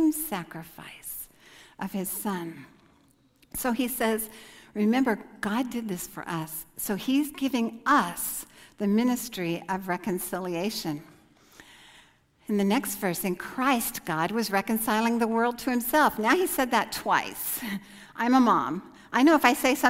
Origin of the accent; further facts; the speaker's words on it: United States; moved away as an adult; they know I'm American just from looking at me